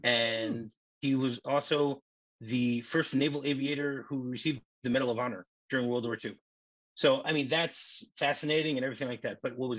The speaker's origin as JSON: {"language": "English", "town": "Detroit", "region": "Michigan", "country": "United States", "tie": "born or raised there", "also_born_or_lived": "Lakewood, New Jersey", "said": "I grew up in Detroit"}